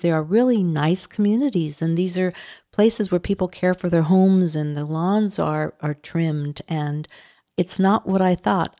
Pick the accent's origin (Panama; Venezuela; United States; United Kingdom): United States; Los Angeles, California; I am Latina. I grew up in East L